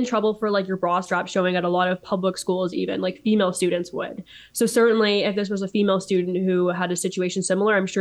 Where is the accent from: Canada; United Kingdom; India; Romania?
Canada; Niagara region, Ontario; I grew up in the Niagara region, so about 45 minutes away from Oakville